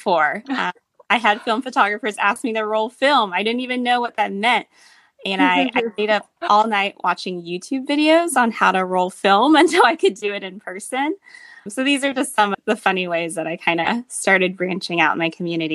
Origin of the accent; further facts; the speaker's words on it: Atlanta, Georgia, United States; moved away as an adult; now in San Francisco, United States; I'm originally from Atlanta, Georgia. That's where I grew up. That's where I was born and raised and went to school.